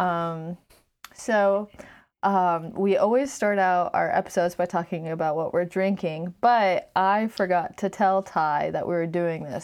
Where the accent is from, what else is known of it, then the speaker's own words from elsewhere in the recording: Glen Burnie, Maryland, United States; also born or lived in Virginia / Germany; Noelle and I were both born in Virginia, and then we moved to Germany. But then most of our lives, we grew up ten minutes outside of Baltimore